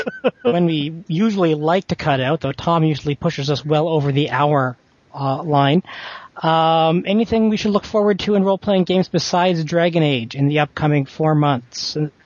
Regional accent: Canada; moved away; I'm Canadian? Or I used to be.

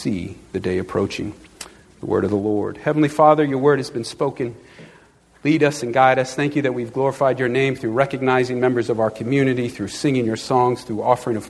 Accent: Long Island, New York, United States; I grew up on Long Island

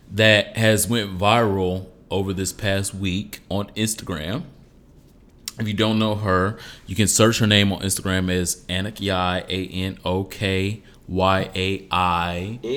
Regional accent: Detroit, Michigan, United States; I'm from Detroit

